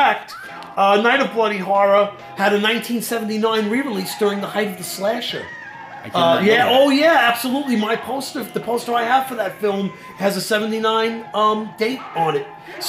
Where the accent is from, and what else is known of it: New York, United States; accent: New York